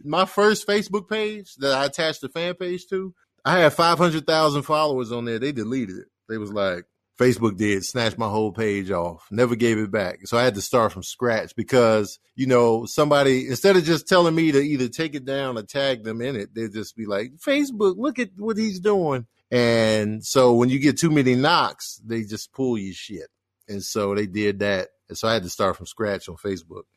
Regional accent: Chicago, Illinois, United States; moved away; growing up in Chicago

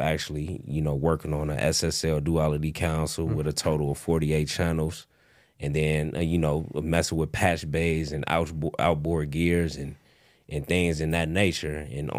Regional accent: Rockford, Illinois, United States; also born or lived in suburbs of Chicago; Rockford, Illinois, man. Okay. Born and raised.

